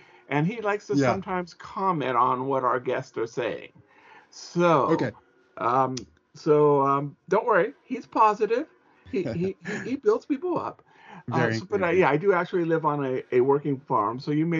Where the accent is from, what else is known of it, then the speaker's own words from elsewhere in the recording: Ventura County, California, United States; now in Oregon, United States; I was born and raised in California and moved to Oregon.